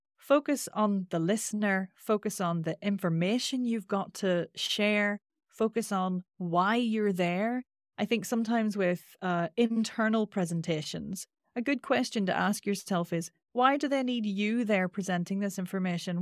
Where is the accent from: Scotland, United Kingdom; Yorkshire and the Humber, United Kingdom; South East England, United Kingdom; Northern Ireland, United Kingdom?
Northern Ireland, United Kingdom; accent: Northern Irish; my Northern Irish accent is quite nasal